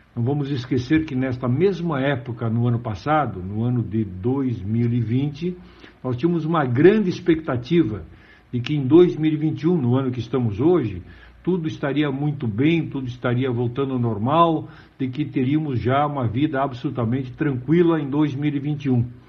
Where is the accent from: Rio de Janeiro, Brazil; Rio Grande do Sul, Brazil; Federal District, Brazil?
Rio Grande do Sul, Brazil; eu que sou gaúcho, nascido no Rio Grande do Sul